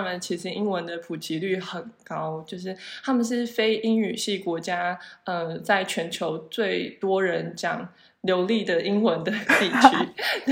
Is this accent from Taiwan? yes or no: yes; Taiwan; moved away as an adult; 就是像我们台湾人会觉得，呃，或许研究型大学比较好啊什么的。